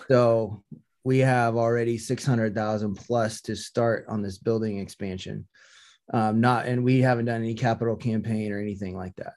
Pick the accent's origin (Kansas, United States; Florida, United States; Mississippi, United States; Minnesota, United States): Kansas, United States; Topeka; also born or lived in Seattle; now in Visalia, United States; I grew up in Topeka, Kansas